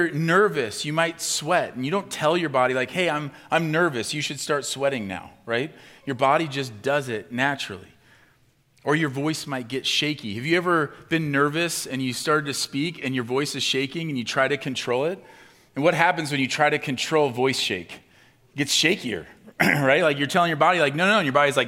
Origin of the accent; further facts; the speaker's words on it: Midwest, United States; especially as Midwesterners, and I'm a Midwesterner